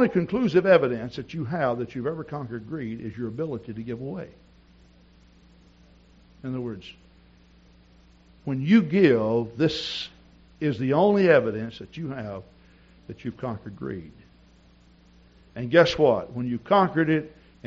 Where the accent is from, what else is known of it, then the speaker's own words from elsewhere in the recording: East Texas, United States; moved away; also born or lived in Wisconsin; I grew up in East Texas